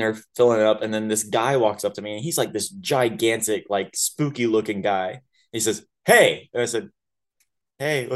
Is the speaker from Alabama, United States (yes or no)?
yes; Tuscaloosa, Alabama, United States; moved away as an adult; also born or lived in Dahlonega, Georgia; I lived in Alabama for 18 years